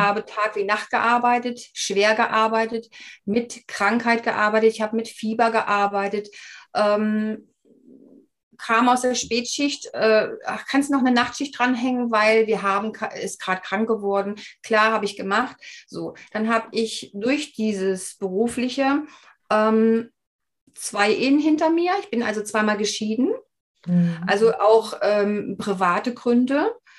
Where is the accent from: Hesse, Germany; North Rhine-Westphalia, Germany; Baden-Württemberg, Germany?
Baden-Württemberg, Germany; Black Forest; ich wurde praktisch hier im Schwarzwald geboren